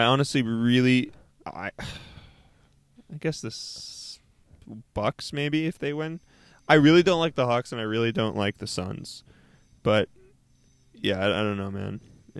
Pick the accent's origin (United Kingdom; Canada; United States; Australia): Canada; because I'm Canadian.